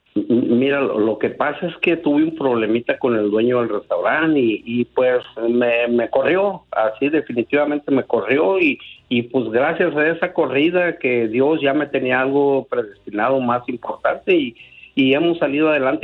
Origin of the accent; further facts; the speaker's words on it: Zamora, Michoacán, Mexico; also born or lived in Caurio de Guadalupe, Michoacán / La Brea, California; now in California, United States; yo nací en un pueblo que se llama Caurio de Guadalupe, pero nos criamos en Zamora